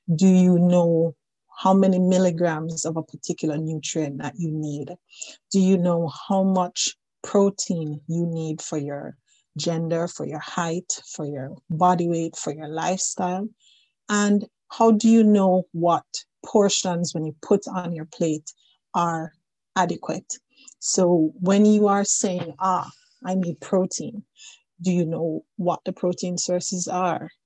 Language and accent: English; Jamaica; now in Newfoundland, Canada; I am originally from Jamaica, but I've been around the world a bit. And at this moment, I am speaking with you from the island of Newfoundland